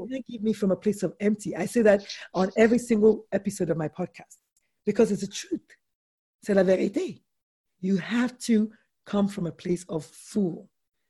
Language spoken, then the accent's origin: English; Nigeria; I'm a Nigerian woman